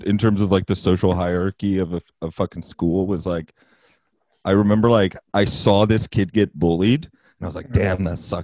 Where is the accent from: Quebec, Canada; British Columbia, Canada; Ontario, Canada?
British Columbia, Canada; Vancouver; I'm one of those guys that just never left Vancouver